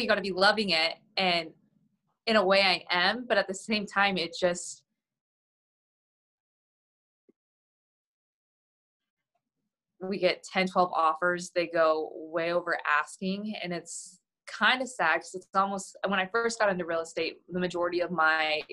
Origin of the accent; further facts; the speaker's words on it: Coeur d'Alene, Idaho, United States; also born or lived in Texas; I was born and raised in Coeur d'Alene